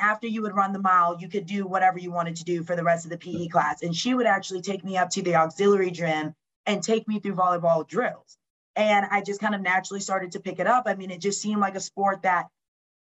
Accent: Lawrenceville, Georgia, United States; moved away as an adult; also born or lived in Orlando, Florida / Michigan / Wisconsin; being from Lawrenceville, Georgia, which is literally 45 minutes from Athens

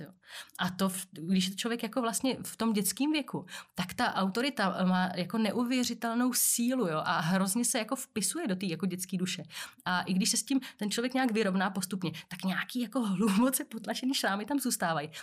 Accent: Czechia; tady u nás v Čechách není moc zvykem jako se vyjadřovat k tomu

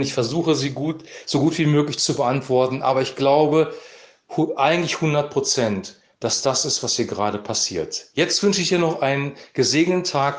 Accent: Germany; als Deutsche

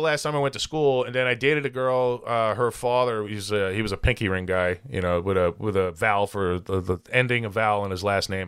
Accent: United States; I was born here

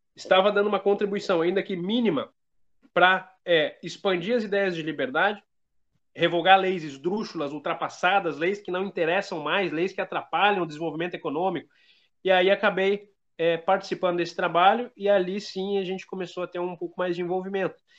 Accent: Feliz, Rio Grande do Sul, Brazil; eu sou do Rio Grande do Sul, sou da região do Vale do Caí, É, da cidade de Feliz

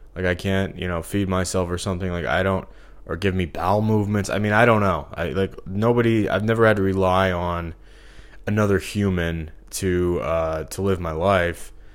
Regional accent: Missouri, United States; moved away as an adult; I'm from Missouri. You know, I haven't lived here since twenty fifteen. But, um, it's just like for the first, what, twenty-three years of my life I was here.

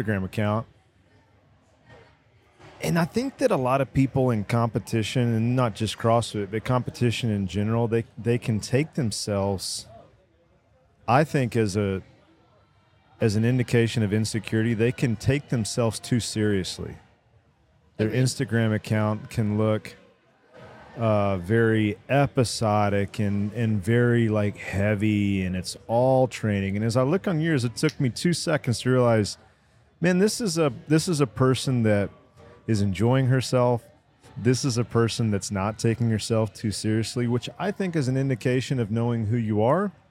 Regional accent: Terrell, Texas, United States; I'm originally from Terrell, they're not really Dallas

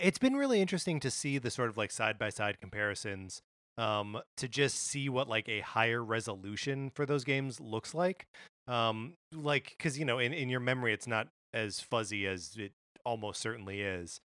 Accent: Kenosha, Wisconsin, United States; my hometown of Kenosha, Wisconsin

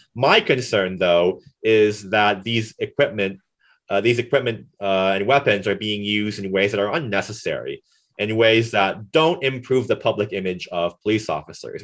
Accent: Florida, United States; now in Kansas, United States; Florida, my home state

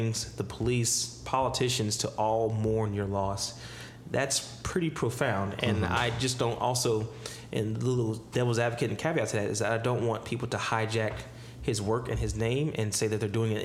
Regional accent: Ohio, United States; my home state of Ohio

